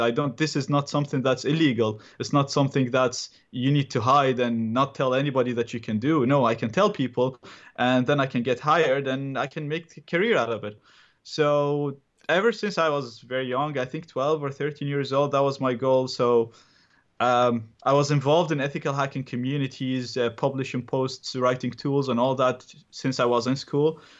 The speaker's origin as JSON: {"language": "English", "country": "Iraq", "second_language": "English", "moved": "yes", "lives_now": "Dublin, Ireland", "said": "I'm originally from Iraq."}